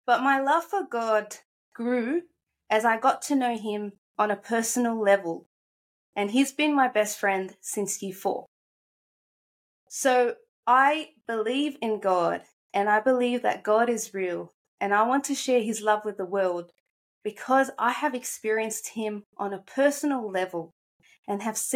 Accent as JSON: {"language": "English", "country": "Australia", "tie": "born or raised there", "also_born_or_lived": "Egypt", "said": "I'm 24 years old from Australia, but I'm originally from Egypt. I've lived here since I was 7 in Australia"}